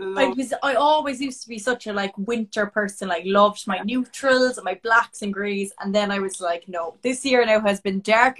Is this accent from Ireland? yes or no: yes; Cork, Munster, Ireland; I'm from Cork